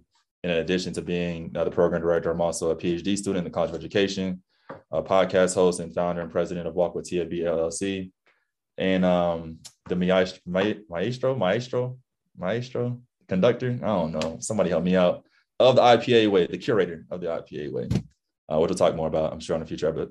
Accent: Cincinnati, Ohio, United States; moved away as an adult; also born or lived in Tallahassee, Florida / Conway, South Carolina; now in Maryland, United States; moved to Cincinnati as a young child, an infant really, and spent the next 18 years of my life growing up in the Midwest

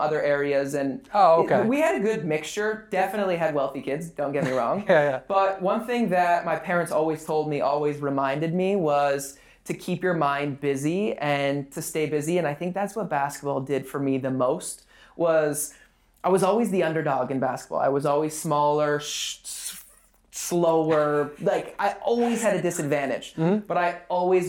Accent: West Hollywood, California, United States; I grew up in West Hollywood

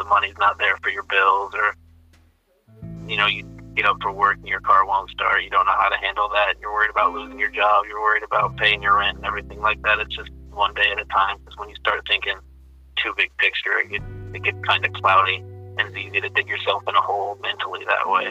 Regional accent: Indianapolis, Indiana, United States; Indianapolis because that's my hometown

